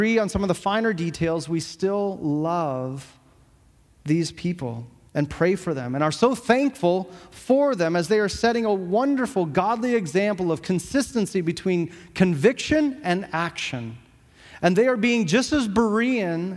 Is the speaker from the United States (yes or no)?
no; Canada; as citizens of Canada in this country